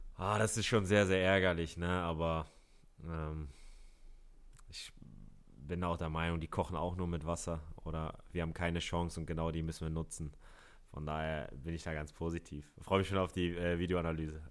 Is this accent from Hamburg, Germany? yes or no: yes; Hamburg, Germany; ich bin ein Hamburger Jung